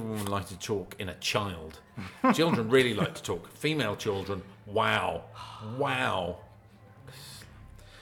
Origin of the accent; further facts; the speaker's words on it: Essex, East of England, United Kingdom; I was from Essex, and the bit of Essex I'm down at is near all the big oil refineries